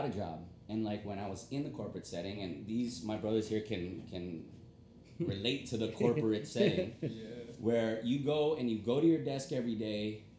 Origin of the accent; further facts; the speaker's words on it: Philippines; I'm Filipino, we're branching out in the Philippines